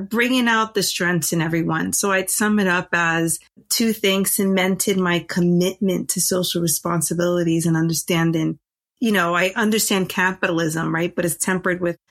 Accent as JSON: {"language": "English", "town": "New York City", "region": "New York", "country": "United States", "tie": "born or raised there", "also_born_or_lived": "Washington, D.C.", "moved": "yes", "lives_now": "Oakland, United States", "said": "I grew up in the Bronx in a one-bedroom apartment"}